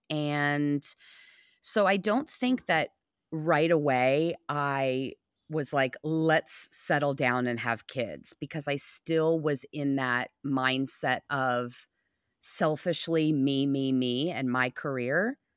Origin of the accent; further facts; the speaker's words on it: Los Angeles, California, United States; now in Oklahoma, United States; and where I come from in LA, it's like eh, very like old parents are having children.